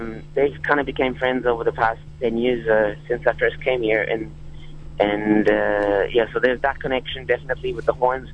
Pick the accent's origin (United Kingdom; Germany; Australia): Germany; Berlin; we're from Berlin